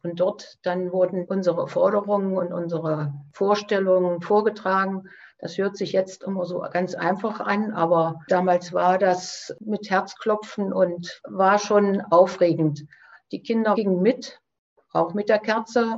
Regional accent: Eichsfeld, Thuringia, Germany; Ich komme aus dem Eichsfeld, das liegt also sehr nah an Niedersachsen und Hessen in der Grenzregion

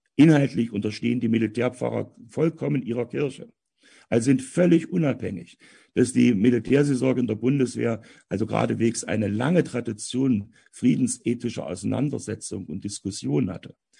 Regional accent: Halle, Saxony-Anhalt, Germany; moved away as an adult; also born or lived in Goldschau; Und geboren bin ich und aufgewachsen bin ich in Halle

